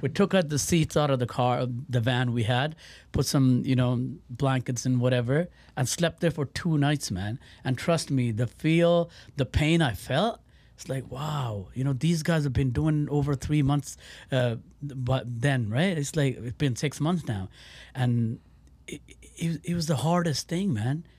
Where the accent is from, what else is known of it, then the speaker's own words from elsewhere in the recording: Surrey, British Columbia, Canada; moved away as an adult; also born or lived in Birmingham, United Kingdom; I grew up in Surrey, uh, you know, um, Vancouver area